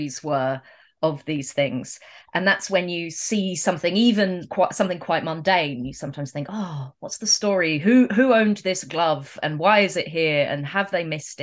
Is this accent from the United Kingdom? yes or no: yes; England, United Kingdom; growing up in England